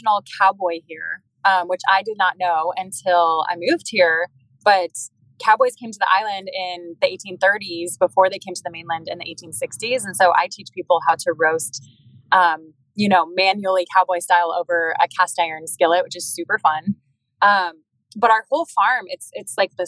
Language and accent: English; Denver, Colorado, United States; moved away as an adult; now in Kona, United States; I grew up in Colorado, born and raised